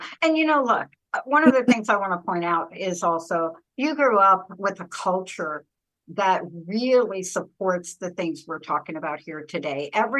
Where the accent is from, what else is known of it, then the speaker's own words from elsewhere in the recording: East Coast, United States; because I come from America, the East Coast